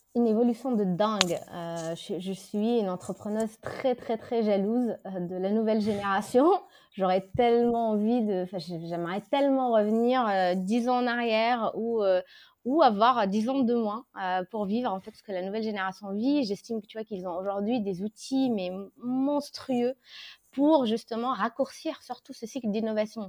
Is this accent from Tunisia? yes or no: yes; Tunisia; moved away as an adult; now in France; Je suis tunisienne, euh, donc j'ai vécu la majorité de ma vie là-bas.